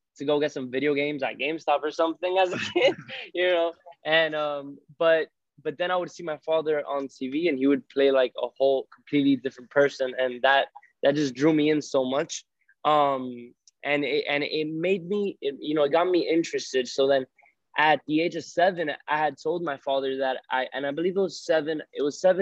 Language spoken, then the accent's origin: English; Miami, Florida, United States; I was a first generation born in Miami and my parents are Cuban